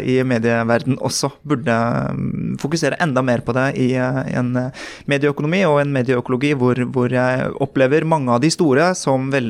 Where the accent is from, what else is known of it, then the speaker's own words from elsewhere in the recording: Oslo, Norway; also born or lived in Bærum; Jeg er en uh, Oppsal-gutt. Jeg vokste opp på østkanten i Oslo, uh, født i 1993 av koreanske foreldre, og som skilte seg. Jeg endte opp med min mor i Bærum, på Østerås, rett utenfor grensen til Bærum.